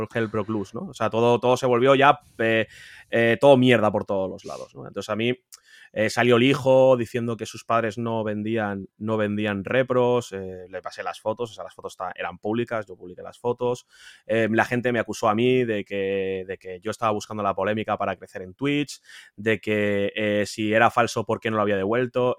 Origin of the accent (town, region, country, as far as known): Spain